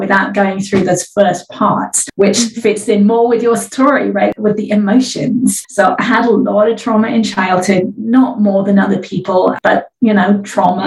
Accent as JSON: {"language": "English", "region": "England", "country": "United Kingdom", "moved": "yes", "lives_now": "California, United States", "said": "I live in California now. I'm originally from England"}